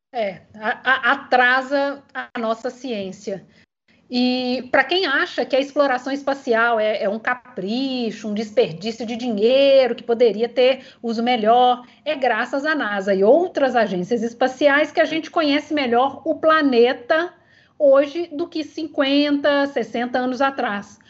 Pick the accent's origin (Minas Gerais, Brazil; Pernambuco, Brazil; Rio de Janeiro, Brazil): Minas Gerais, Brazil; Eu, como mineira